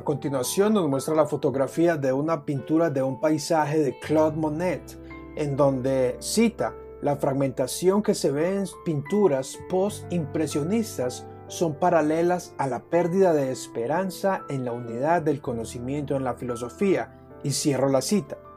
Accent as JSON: {"language": "Spanish", "country": "Colombia", "said": "mi país, Colombia"}